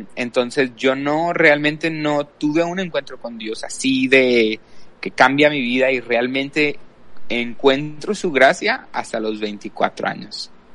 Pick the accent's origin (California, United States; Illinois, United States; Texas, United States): Texas, United States; El Paso; soy aquí de El Paso, Texas. He vivido aquí toda mi vida